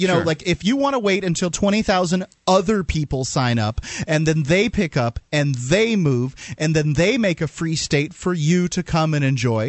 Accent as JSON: {"language": "English", "region": "Florida", "country": "United States", "moved": "yes", "lives_now": "New Hampshire, United States", "said": "I'm from Florida."}